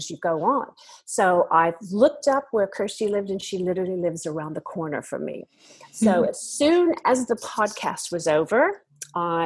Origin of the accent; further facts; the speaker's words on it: United States; moved away as an adult; now in Australia; I'm from America originally, but I have, goodness, I've lived in Australia now for half of my life